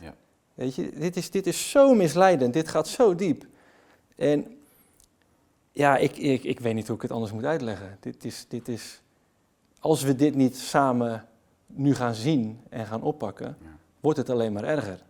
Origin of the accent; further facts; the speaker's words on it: Netherlands; blij om weer thuis te komen want dit voelt als thuis